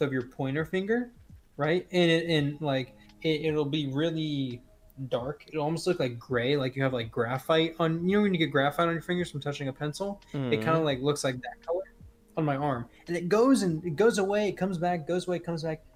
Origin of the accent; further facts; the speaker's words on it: Texas, United States; I'm not only American, I'm also Texan.